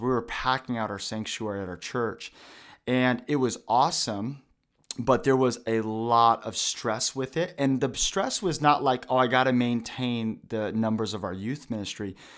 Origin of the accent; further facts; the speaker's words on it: Vancouver, Washington, United States; also born or lived in Portland, Oregon / Tri-Cities, Washington; We helped start a church in Vancouver, Washington, probably 20, 30 minutes away